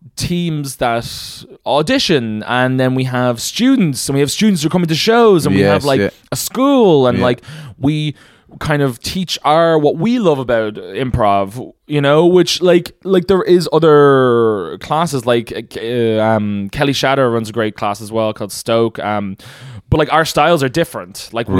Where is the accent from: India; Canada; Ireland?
Ireland; Celbridge, Leinster; also born or lived in Dublin; grew up from Kildare.